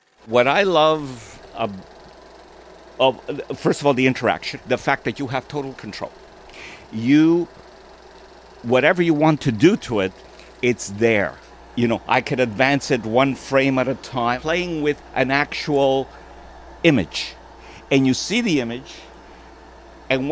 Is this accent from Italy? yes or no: yes; Italy; now in Montreal, Canada; I was born in Italy.